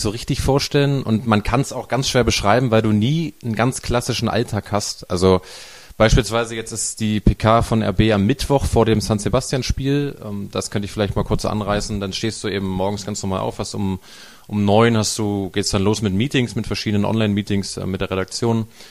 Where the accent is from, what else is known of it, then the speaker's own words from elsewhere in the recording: Saxony-Anhalt, Germany; also born or lived in Hamburg; da komme ich auch her aus Sachsen-Anhalt